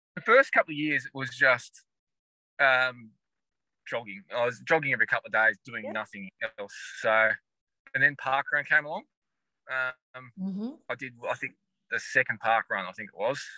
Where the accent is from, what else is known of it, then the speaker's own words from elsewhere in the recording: Launceston, Tasmania, Australia; also born or lived in West Coast, Tasmania; I grew up in Launceston, so originally yeah. from Launceston, and um, went to school here in Launceston as well